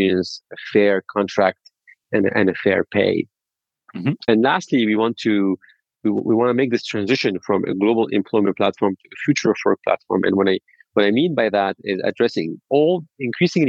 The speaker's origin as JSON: {"language": "English", "country": "Lebanon", "moved": "yes", "said": "I'm originally from Lebanon"}